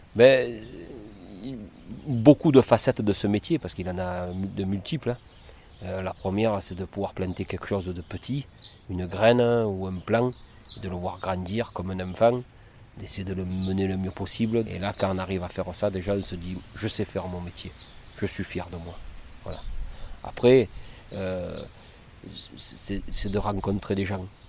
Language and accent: French; Cavaillon, Provence-Alpes-Côte d'Azur, France; je suis de Cavaillon. Euh, sur l'exploitation familiale, je suis né donc ici.